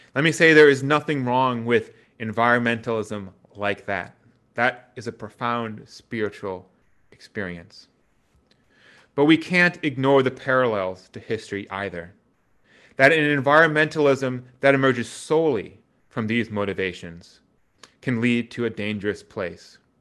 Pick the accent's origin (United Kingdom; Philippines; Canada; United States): United States; Wisconsin; growing up in Wisconsin meant that you were never far from the country